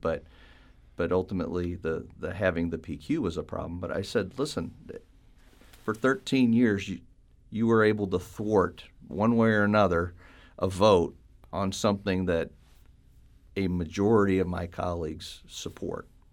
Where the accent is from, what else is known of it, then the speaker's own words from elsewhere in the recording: St. Charles, Missouri, United States; I was born and raised in Saint Charles